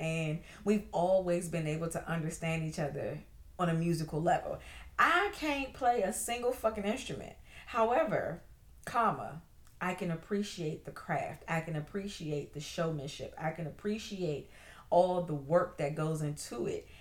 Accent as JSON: {"language": "English", "region": "Maryland", "country": "United States", "tie": "born or raised there", "said": "go back to my hometown"}